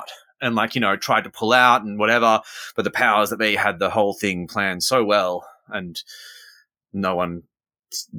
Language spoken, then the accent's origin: English; Australia; also born or lived in London; I'm Australian, but I was in London at the time.